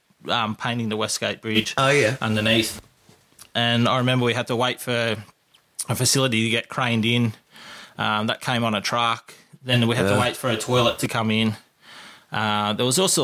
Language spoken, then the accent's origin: English; Kingsville, Victoria, Australia; I grew up in Kingsville